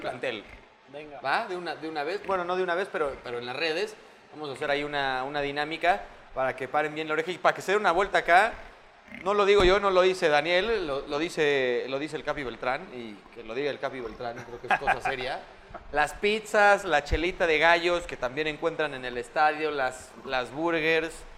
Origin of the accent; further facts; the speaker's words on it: Mexico; como Mexa